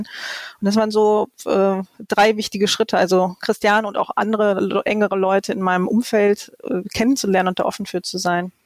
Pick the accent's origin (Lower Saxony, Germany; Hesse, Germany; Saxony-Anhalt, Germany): Lower Saxony, Germany; also born or lived in Hannover; now in Cologne, Germany; ich bin ja auch Niedersächsin von, von Hause aus